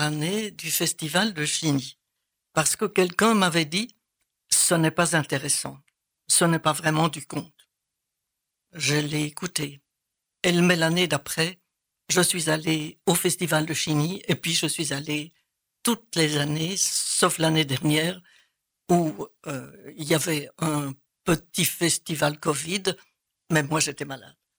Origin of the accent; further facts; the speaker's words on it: Soignies, Wallonia, Belgium; now in Liège, Belgium; je viens de Soigny, une petite ville dans l'est de la partie picarde de la Belgique